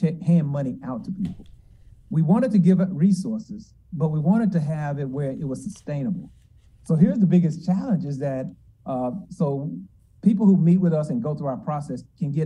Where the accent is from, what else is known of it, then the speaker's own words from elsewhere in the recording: Memphis, Tennessee, United States; moved away as an adult; also born or lived in Georgia / Durham, North Carolina; I'm originally from Memphis. This is my hometown. I'm a proud graduate of Hamilton High School here in Memphis.